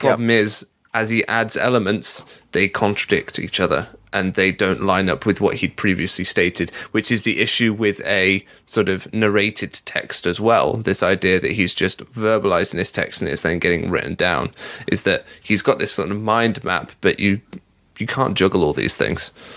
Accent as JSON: {"language": "English", "region": "England", "country": "United Kingdom", "tie": "born or raised there", "said": "being a Mormon growing up in England"}